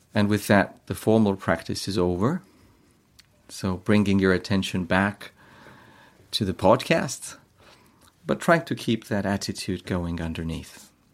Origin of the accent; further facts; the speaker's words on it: Estonia; I am from Estonia